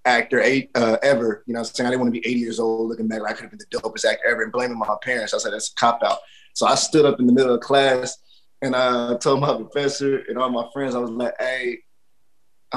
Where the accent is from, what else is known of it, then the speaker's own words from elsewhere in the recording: Dallas, Texas, United States; moved away; also born or lived in New York; I'm from Dallas, Texas, out of Triple D